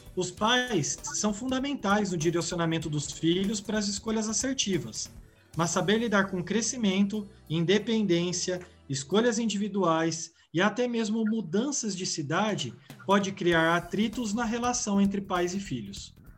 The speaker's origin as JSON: {"language": "Portuguese", "town": "Bauru", "region": "São Paulo", "country": "Brazil", "tie": "born or raised there", "said": "permaneci aqui na, na minha cidade, sou de Bauru"}